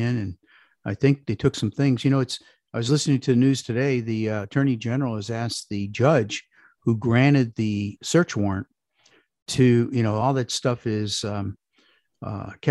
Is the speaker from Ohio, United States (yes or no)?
yes; Parma, Ohio, United States; moved away as an adult; also born or lived in Chicago; I grew up in a suburb of Cleveland called Parma